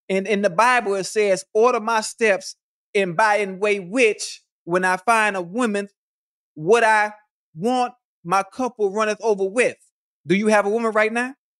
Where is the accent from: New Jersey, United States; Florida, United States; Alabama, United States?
Florida, United States; Miami; I'm from Miami.